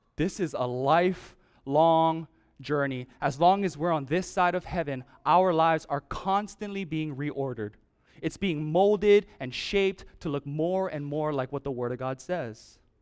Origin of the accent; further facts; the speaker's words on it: Oahu, Hawaii, United States; moved away; I'm from Oahu